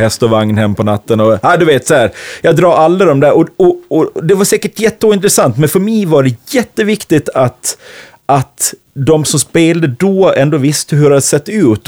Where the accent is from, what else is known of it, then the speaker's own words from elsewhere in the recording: Falun, Dalarna County, Sweden; also born or lived in Stockholm; now in Gotland, Sweden; jag kommer från Falun